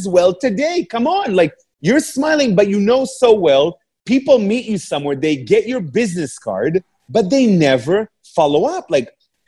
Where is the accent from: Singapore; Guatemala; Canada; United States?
Canada; English is a second language; moved away as an adult; also born or lived in England; I'm a Canadian guy moving to England